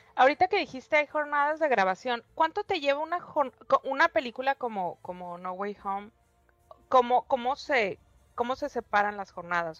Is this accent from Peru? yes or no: no; Tijuana, Baja California, Mexico; also born or lived in San Diego; now in Mexicali, Mexico; Estoy en Mexicali, pero crecí en Tijuana. Crecí entre Tijuana y San Diego